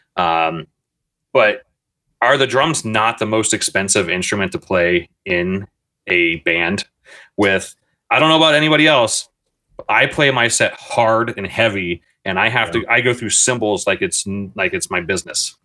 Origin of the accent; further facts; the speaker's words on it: Reynoldsburg, Ohio, United States; the city I grew up in in Reynoldsburg, Ohio